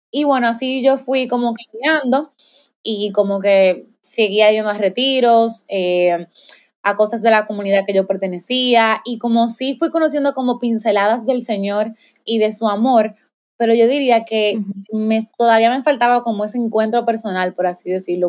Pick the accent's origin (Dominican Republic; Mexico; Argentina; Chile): Dominican Republic; soy de República Dominicana, tengo 25 años, soy maestra